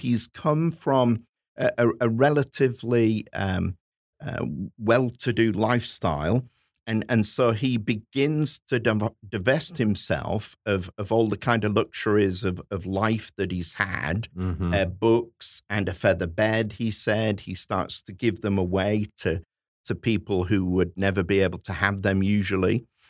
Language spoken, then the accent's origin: English; Hull, Yorkshire and the Humber, United Kingdom; which is my hometown